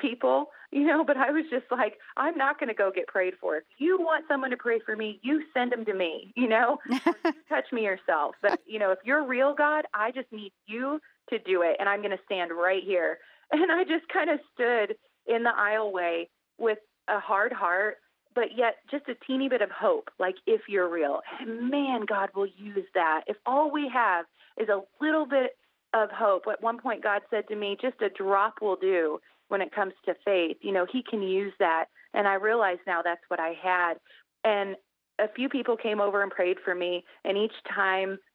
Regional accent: Indiana, United States; I'm from Indiana

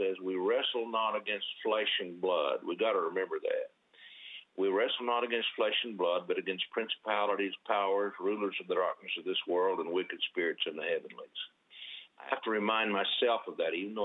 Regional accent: Oklahoma, United States; I was born and raised here in Oklahoma

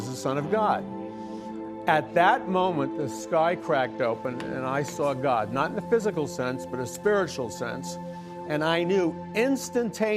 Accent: New York, United States; I'm from New York

